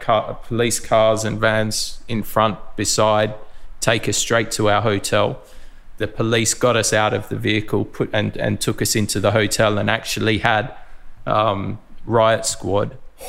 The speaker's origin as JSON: {"language": "English", "town": "Mildura", "region": "Victoria", "country": "Australia", "tie": "born or raised there", "said": "So Lee, Jason and myself were all grew up in Mildura. We're all from Mildura."}